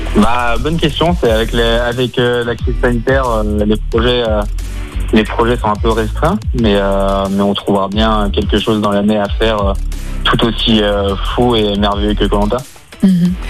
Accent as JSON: {"language": "French", "area": "near Givors", "region": "Auvergne-Rhône-Alpes", "country": "France", "tie": "born or raised there", "moved": "yes", "lives_now": "Haute-Savoie, France", "said": "je suis originaire du Rhône, du coup, de Givor, enfin un petit village à côté de Givor."}